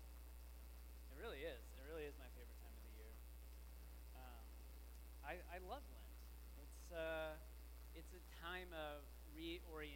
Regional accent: Texas, United States; the Christian tradition that I grew up with, living in high school in Texas

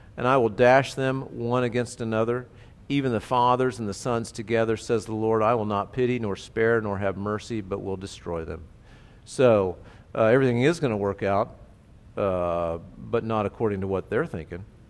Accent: United States; as Americans

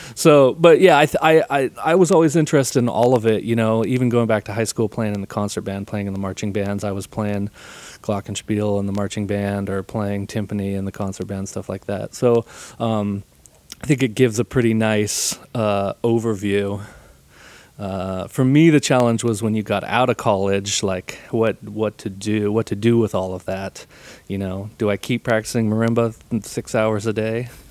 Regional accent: Encinitas, California, United States; I grew up in San Diego. I grew up in Encinitas, California.

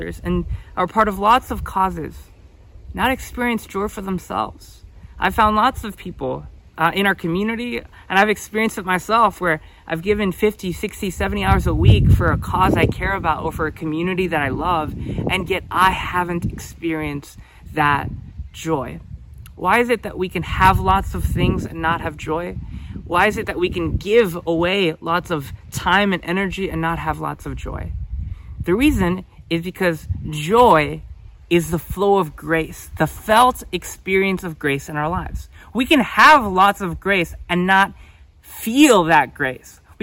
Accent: United States; I'm from the United States

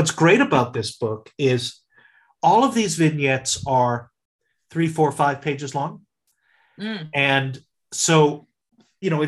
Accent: South Shore of Massachusetts, United States; I grew up in the South Shore of Massachusetts during this time.

